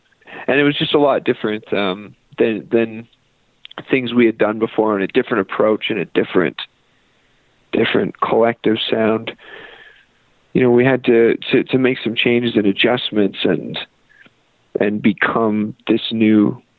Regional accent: Fort St. John, British Columbia, Canada; also born or lived in Nashville / Kentucky / Vancouver; now in Calgary, Canada; No, we're actually from Fort St. John, B.C. So okay. Northern B.C., little oil town up there.

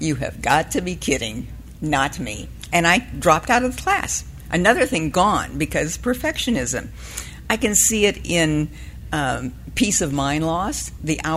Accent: Southern California, United States; I was raised in Southern California

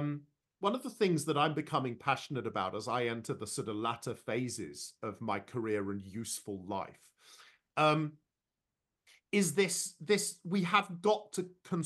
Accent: London, United Kingdom; I was born and raised in London, but there's absolutely no doubt about it, given I've lived here for over three decades in the middle of the UK.

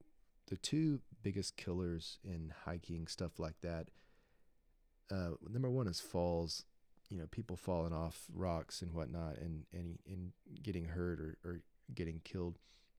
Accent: Raton, New Mexico, United States; Anyway, so we're from Raton, New Mexico.

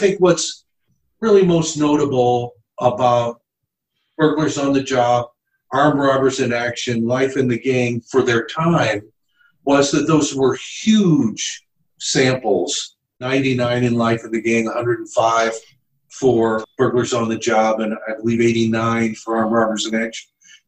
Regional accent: Chicago, Illinois, United States; also born or lived in Arizona; now in St. Louis, United States; I grew up in Chicago

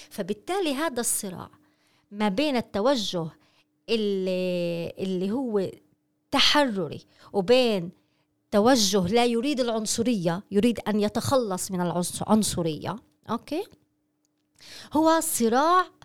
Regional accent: Palestine; هل نريد كفلسطينيين أن ننتصر على المشروع الكولونيالي أم لا

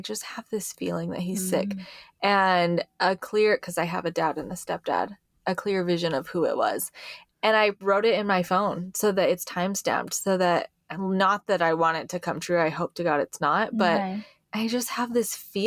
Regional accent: Hawaii, United States; I grew up in Hawaii

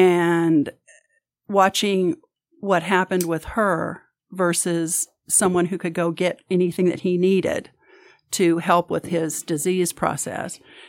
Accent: California, United States; also born or lived in Arkansas / Kansas; So I have been everywhere from the hills and hollers in Arkansas to, I was born in Northern California, grew up my high school years and stuff in Southern California.

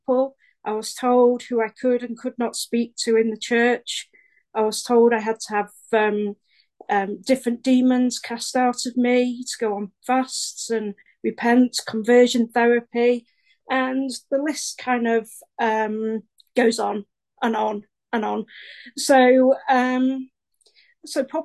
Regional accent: Stockport, North West England, United Kingdom; I'm from Stockport, which is South Manchester in England.

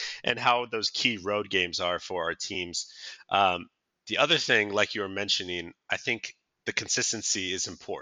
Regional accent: Seattle, Washington, United States; growing up in Seattle around this time

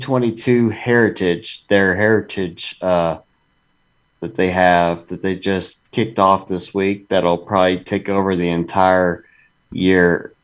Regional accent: Kentucky, United States; I'm from Kentucky, bro.

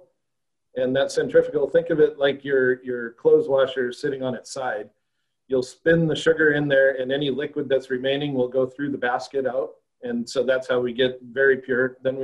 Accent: Northwest Montana, United States; also born or lived in Fargo, North Dakota / Australia; now in Michigan, United States; I'm originally from Montana, Northwest Montana

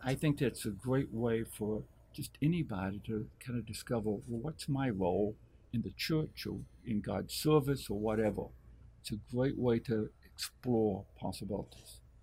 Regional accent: Arkansas, United States; moved away; I was able to go back to my hometown in Arkansas. I reconnected to one of my high school f- friends

